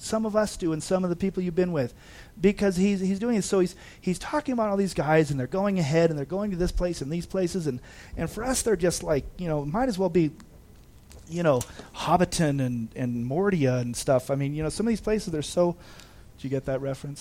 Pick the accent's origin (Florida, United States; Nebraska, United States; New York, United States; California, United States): California, United States; Big Bear Lake; I've been here since 1977, so this is my hometown